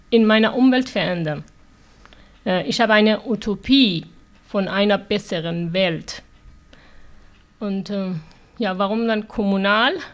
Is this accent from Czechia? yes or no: no; Iran; German is a second language; moved away as an adult; now in Germany; Ja, äh, ich komme aus dem Iran. Mit neun Jahren habe ich die islamische Revolution erlebt. Dann musste ich acht Jahre Krieg, Bombardierung, Raketenschüsse erleben. Ich bin als Flüchtlinge nach Deutschland gekommen.